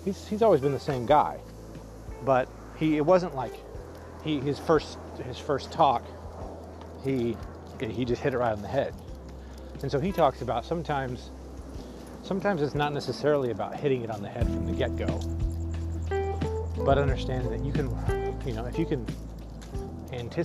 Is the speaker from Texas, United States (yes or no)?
no; Arizona, United States; I grew up in Arizona